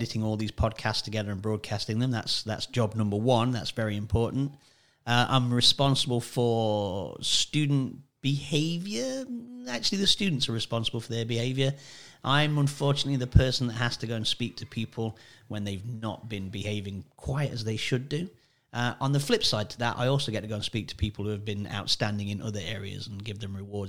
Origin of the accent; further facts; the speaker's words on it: Sutton-in-Ashfield, East Midlands, United Kingdom; moved away; I'm from a very small place, roughly in the middle of England, called Sutton in Ashfield